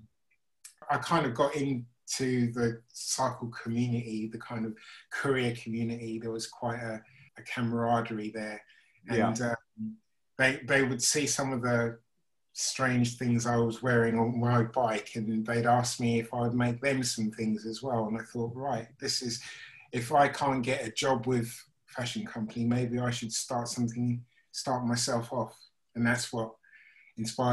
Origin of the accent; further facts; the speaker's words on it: St Albans, East of England, United Kingdom; moved away as an adult; also born or lived in Maidenhead, Berkshire / Chislehurst, Kent; now in London, United Kingdom; St Albans, which was my hometown